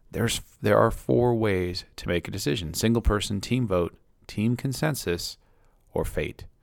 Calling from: Maine, United States

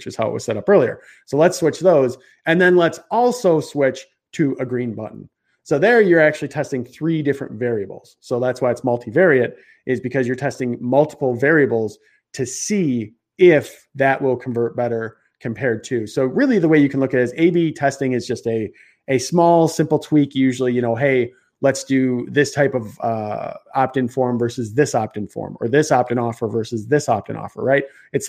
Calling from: Chicago, Illinois, United States; I'm in Chicago, so I don't know. Probably I got a little bit of an accent going.

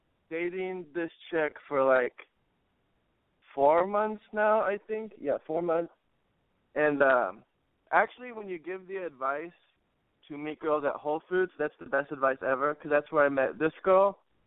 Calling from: California, United States; And I'm from the Bay Area.

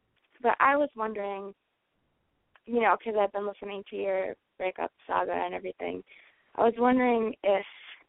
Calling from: North Carolina, United States; I'm 24, and I'm in North Carolina right now.

